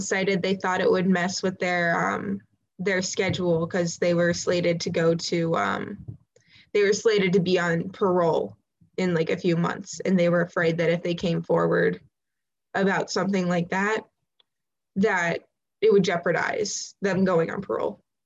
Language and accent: English; Ohio, United States; I'm from Ohio